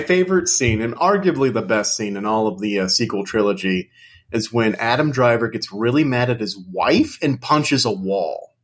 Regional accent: United Kingdom; I'm British, so I say program.

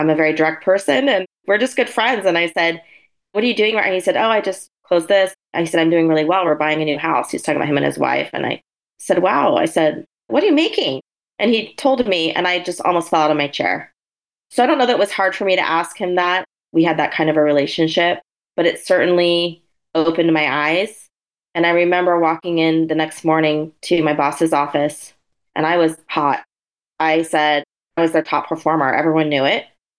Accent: Oregon, United States; moved away as an adult; also born or lived in San Francisco; I grew up in Oregon.

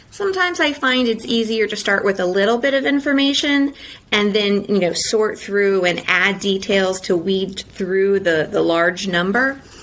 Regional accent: Indiana, United States; moved away; I'm originally from Indiana

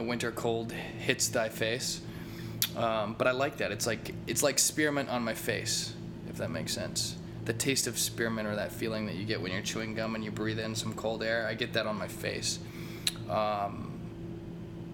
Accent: Eureka, Missouri, United States; I come from Eureka, Missouri, Eureka High School

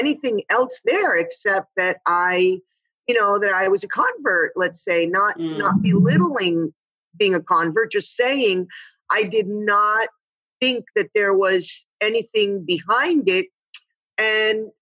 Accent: Miami, Florida, United States; also born or lived in Cuba; I was born in Cuba, and my parents moved to Miami during the Castro Revolution, right in 1960. I was 4 years old

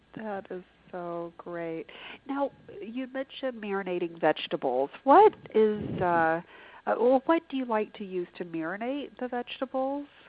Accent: the South, United States; I grew up in the South

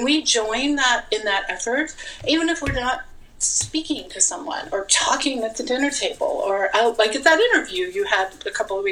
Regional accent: Las Vegas, Nevada, United States; I'm from Vegas

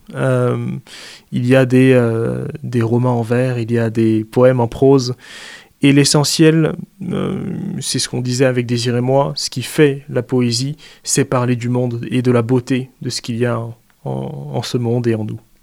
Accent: Central African Republic; now in France; moi qui suis exilé parce que je viens de Centrafrique

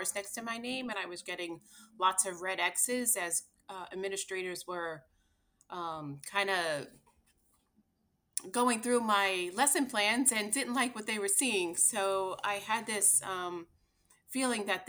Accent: Long Island, New York, United States; moved away; born and raised here in New York on Long Island

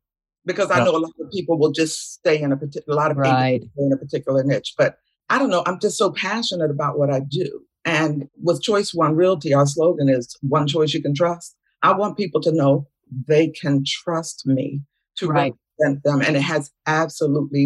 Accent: Philadelphia, Pennsylvania, United States; from Philadelphia, Pennsylvania, the city of brotherly love

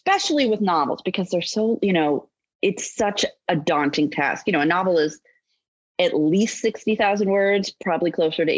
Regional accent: California, United States; I was not born in Kansas. I was born in California. Right. That's where I lived

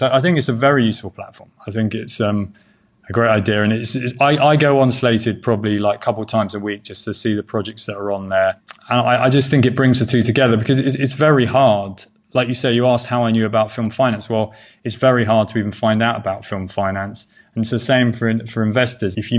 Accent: England, United Kingdom; now in United States; I'm English

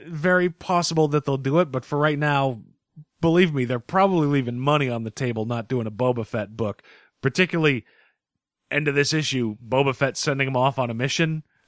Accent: Northeast, United States; we're from the Northeast.

